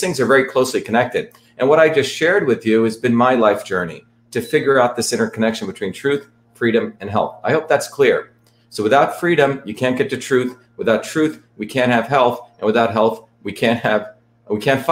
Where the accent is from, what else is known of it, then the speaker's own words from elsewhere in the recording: India; moved away; I grew up in India where my grandparents were traditional farmers, sustainable farmers